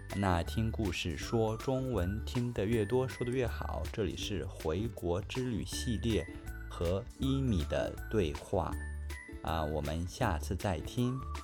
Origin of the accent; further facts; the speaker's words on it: Anhui, China; moved away; 在我的老家安徽